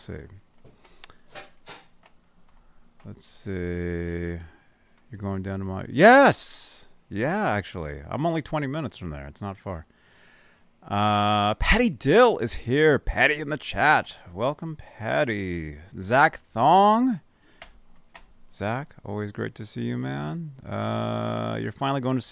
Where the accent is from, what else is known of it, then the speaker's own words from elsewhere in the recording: Arizona, United States; I'm from Arizona.